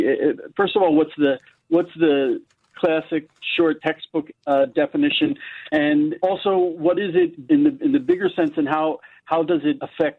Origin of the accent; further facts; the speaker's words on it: United States; now in Israel; I grew up in America, and I really, even though I grew up in a place that was, of course, majority Christian, I knew nothing about Christianity.